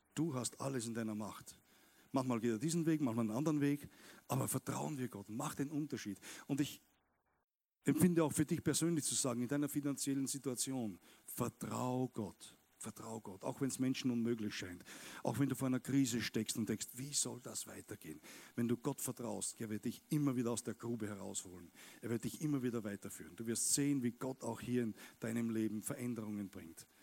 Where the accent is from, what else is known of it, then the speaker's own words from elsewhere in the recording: Austria; Wir Österreicher